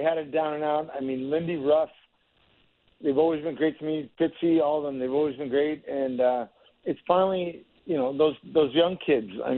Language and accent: English; United States; growing up in the Tri-City area